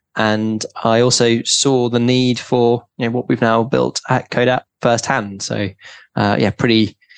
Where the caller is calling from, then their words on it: London, United Kingdom; also born or lived in New York; I'm calling in from London